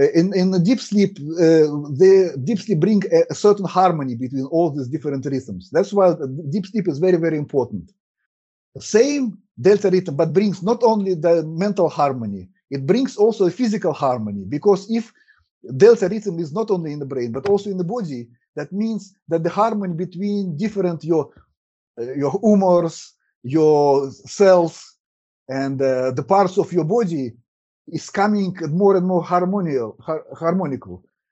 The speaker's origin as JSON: {"language": "English", "country": "Russia", "first_language": "Russian", "second_language": "English", "said": "My streams also in Russian, because as I said, my native language is Russian."}